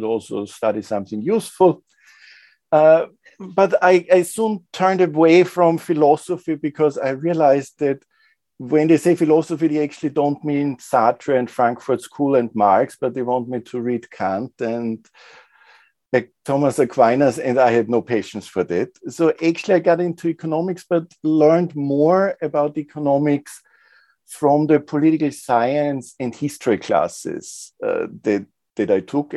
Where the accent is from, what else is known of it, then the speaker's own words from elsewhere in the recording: Linz, Upper Austria, Austria; I'm originally from Linz, which is a medium, for Austrian standards, big industrial but provincial town.